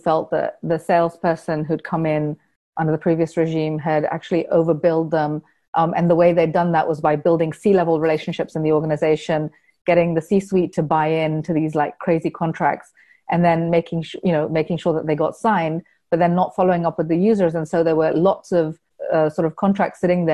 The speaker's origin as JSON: {"language": "English", "country": "Kenya", "tie": "born or raised there", "moved": "yes", "said": "all the things that I found difficult growing up in Kenya, where, you know, I had to go overseas for an education"}